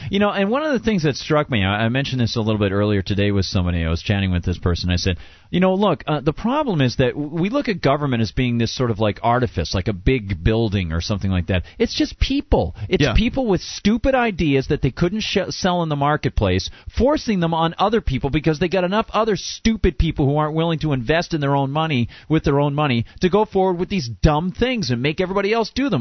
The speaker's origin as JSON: {"language": "English", "town": "Amherst", "region": "New Hampshire", "country": "United States", "tie": "born or raised there", "said": "my hometown in Amherst here"}